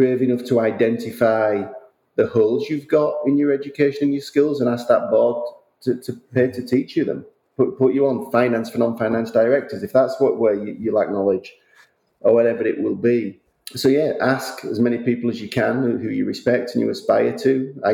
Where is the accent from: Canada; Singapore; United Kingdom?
United Kingdom; now in Westchester, United States; as a Brit living in America, I didn't see my family for a massive period of time